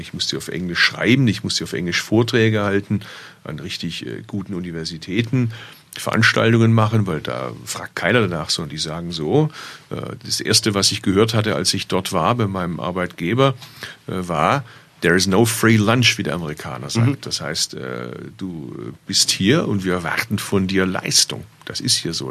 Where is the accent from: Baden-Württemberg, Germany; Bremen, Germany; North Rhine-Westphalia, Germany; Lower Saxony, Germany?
Baden-Württemberg, Germany; Bad Urach; moved away; also born or lived in Berlin; Ich kann theoretisch von Berlin mit dem Zug in meine Geburtsstadt fahren. Und der hält sogar gar nicht so weit weg von da, wo meine Eltern heute noch wohnen, im schwäbischen Bad Urach